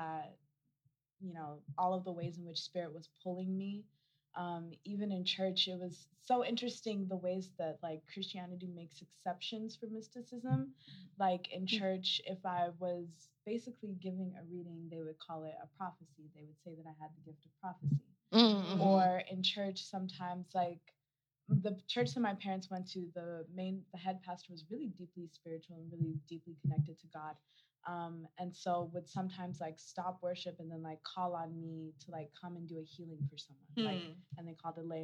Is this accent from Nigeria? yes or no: yes; Lagos, Nigeria; now in Denver, United States; I live in Denver, Colorado. I'm originally from Lagos, Nigeria